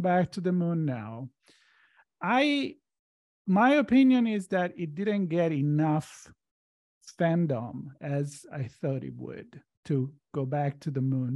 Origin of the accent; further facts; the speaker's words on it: Italy; English is a second language; moved away as an adult; now in Los Angeles, United States; I grew up in Italy. I moved in L A in two thousand